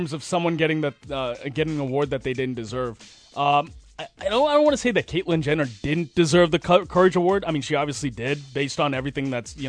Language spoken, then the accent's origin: English; Boston, Massachusetts, United States; Naturally, I grew up a Celtics fan. Mm-hmm. I'm from Boston.